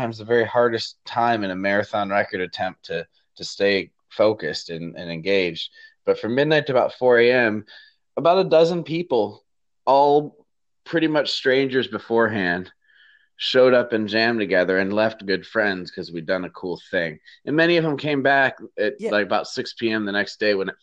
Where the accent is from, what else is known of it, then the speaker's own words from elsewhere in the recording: Michigan, United States; moved away; also born or lived in Chico, California / Fargo, North Dakota; my hometown community in Michigan